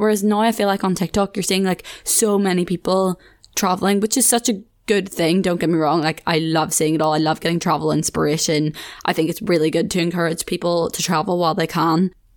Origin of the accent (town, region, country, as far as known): Ireland; moved away as an adult; now in Leeds, United Kingdom